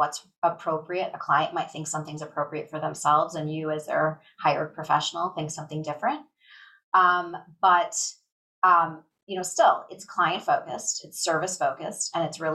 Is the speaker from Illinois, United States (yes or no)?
yes; Chicago, Illinois, United States; also born or lived in Michigan; I grew up in the Chicago area and went away for college to the University of Michigan